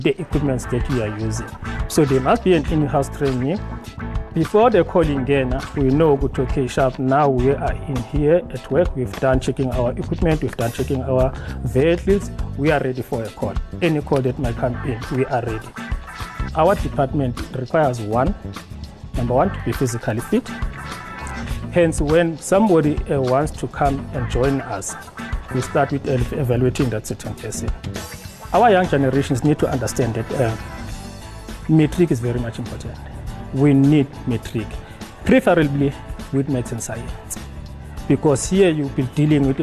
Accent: Newcastle, KwaZulu-Natal, South Africa; also born or lived in Ekurhuleni; I am from KwaZulu-Natal in Newcastle

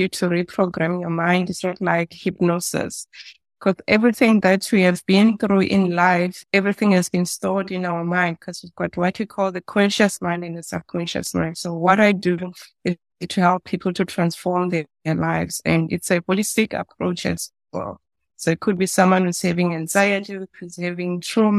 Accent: Soweto, Gauteng, South Africa; I was born in Soweto.

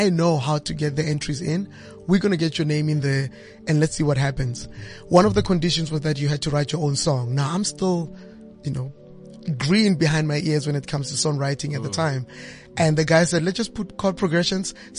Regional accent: South Africa; as South African musicians

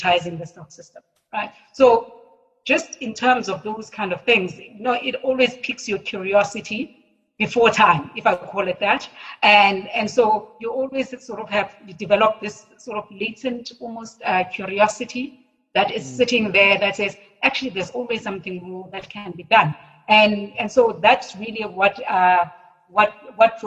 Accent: Cape Town, Western Cape, South Africa; also born or lived in Johannesburg; I was born in Cape Town

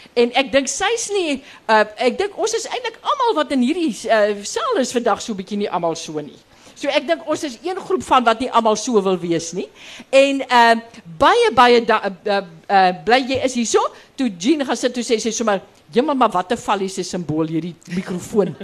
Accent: Karoo, South Africa; ek kom van die Karoo

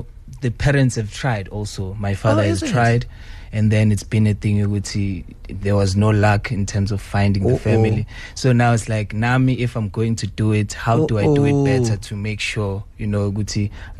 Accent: Ivory Park, Gauteng, South Africa; I'm from Ivory Park. Born and raised in Ivory Park.

